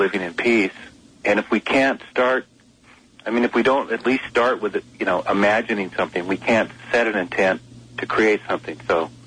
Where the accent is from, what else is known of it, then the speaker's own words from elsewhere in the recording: Bellingham, Washington, United States; I live in the Northwest, and I've been doing a lot of traveling, but I'm finishing up the year with two shows in my hometown of Bellingham